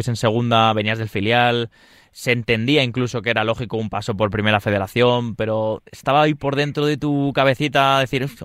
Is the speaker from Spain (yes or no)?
yes; Leganés, Community of Madrid, Spain; yo solo te digo que yo soy de Leganés y yo soy abonado del Lega